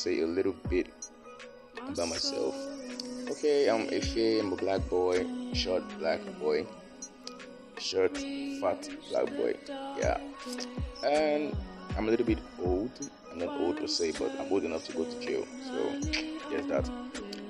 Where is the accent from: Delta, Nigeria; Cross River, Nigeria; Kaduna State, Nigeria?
Delta, Nigeria; I'm from Delta State. My mom's from Ondo, so I'm partly Yoruba